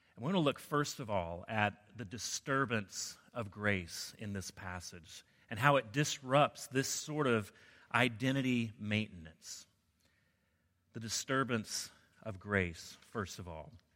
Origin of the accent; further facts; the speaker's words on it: the South, United States; I grew up in the South